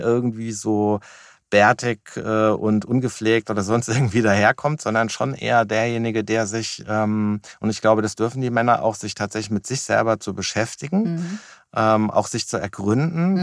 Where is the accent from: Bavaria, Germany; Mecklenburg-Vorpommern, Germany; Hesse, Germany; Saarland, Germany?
Hesse, Germany; Wiesbaden; komme aus Wiesbaden